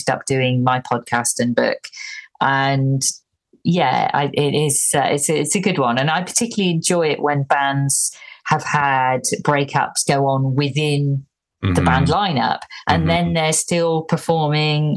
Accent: Ormskirk, North West England, United Kingdom; now in Bromley, United Kingdom; I grew up in a place in the northwest called Ormskirk

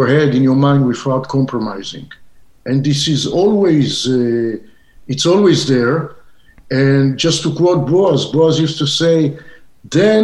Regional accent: Israel; English is a second language; moved away as an adult; now in Southern California, United States; I went into the movie business coming from a little child growing up in Israel and seeing spaghetti westerns.

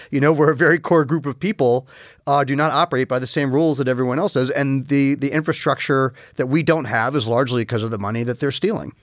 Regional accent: New York, United States; I grew up largely in New York

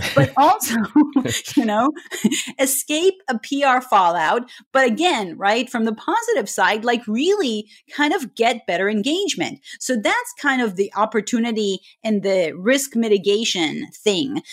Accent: Israel; moved away as an adult; also born or lived in Scotland; now in United States; originally I'm from Israel

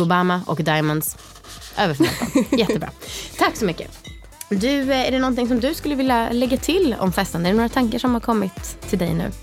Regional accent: Stockholm, Stockholm County, Sweden; jag som idiotisk stockholmare

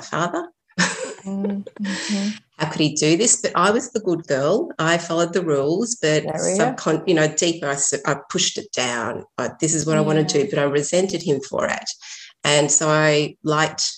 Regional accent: Sydney, New South Wales, Australia; also born or lived in Chile; I was born in Chile, and my family left because of the political problems and went to Australia, Sydney. So I grew up in a very isolated community

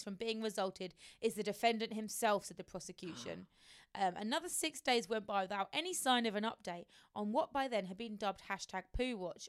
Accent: Essex, East of England, United Kingdom; I come from Essex too.

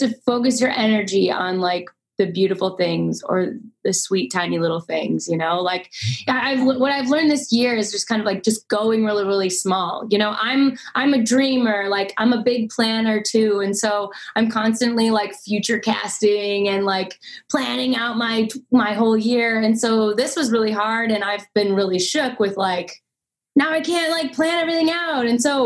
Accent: Minnesota, United States; moved away as an adult; also born or lived in Nashville, Tennessee; I grew up in Minnesota, lived like 10 years in Nashville.

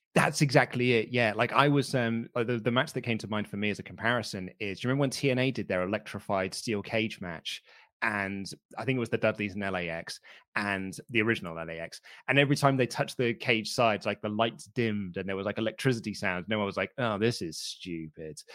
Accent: United Kingdom; I'm, I'm British

